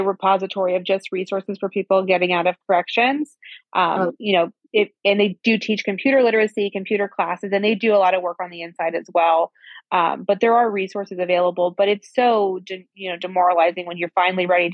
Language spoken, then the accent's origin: English; Central Valley, California, United States; California, my hometown, in the Central Valley